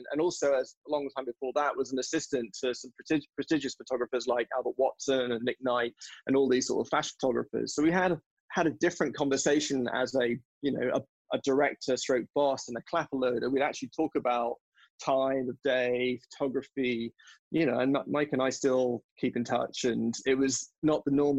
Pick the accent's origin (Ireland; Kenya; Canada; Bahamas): Bahamas; also born or lived in England; now in United States; I grew up on the Bahamas and on an island.